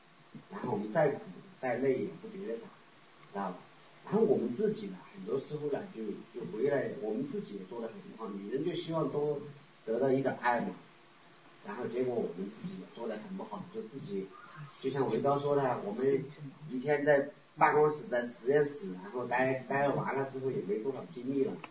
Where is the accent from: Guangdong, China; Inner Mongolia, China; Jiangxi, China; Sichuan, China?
Sichuan, China; moved away as an adult; also born or lived in Japan / Canada; 我老家四川的。